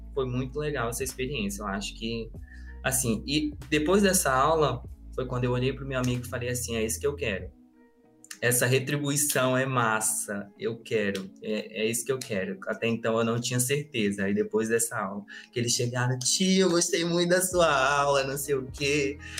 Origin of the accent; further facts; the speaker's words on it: Acre, Brazil; Eu sou do Acre e curso letras na, na Federal de lá